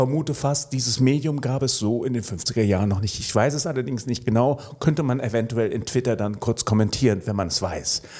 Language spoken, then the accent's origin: German; Melbourne, Victoria, Australia; born there; ja, ich bin in Melbourne geboren. Insofern äh, habe ich ein australisches Herz. Aber ähm, ein deutscher Pass.